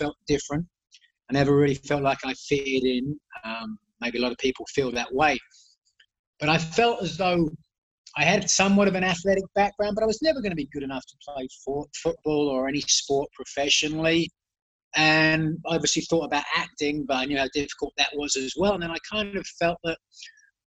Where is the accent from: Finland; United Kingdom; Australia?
United Kingdom; England; I grew up in England